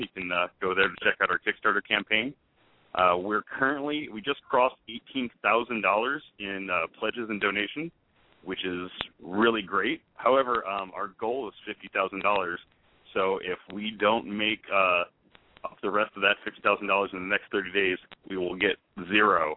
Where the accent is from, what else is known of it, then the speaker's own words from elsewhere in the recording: Indiana, United States; I grew up in Indiana